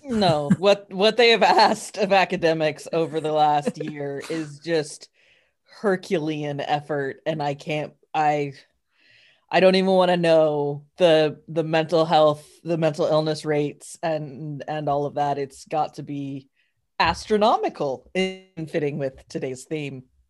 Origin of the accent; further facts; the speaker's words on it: New Mexico, United States; I'm from New Mexico